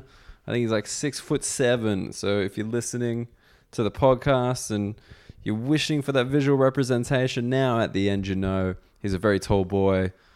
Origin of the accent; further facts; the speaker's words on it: Australia; Because, you know, I'm coming from Australia. I'm not really thinking about the whole European conflict history, like that kind of history.